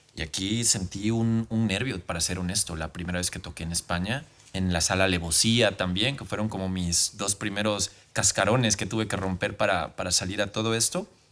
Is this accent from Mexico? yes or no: yes; Mexico; en mi país